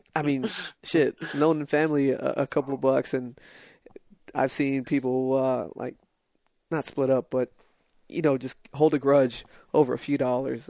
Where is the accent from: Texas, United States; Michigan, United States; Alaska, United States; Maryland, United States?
Texas, United States; El Paso; moved away; I'm from uh from El Paso, and uh, so border town